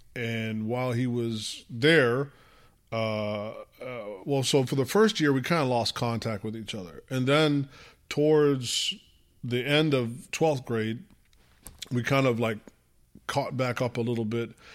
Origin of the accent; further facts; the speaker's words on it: United States; first language English; we're born and raised in America